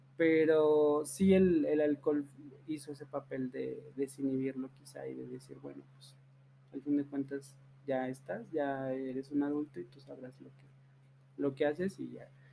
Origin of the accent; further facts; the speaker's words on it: Teocaltiche, Jalisco, Mexico; moved away as an adult; now in Aguascalientes, Mexico; los dos somos de, de, de Teocaltiche, de allá de Jalisco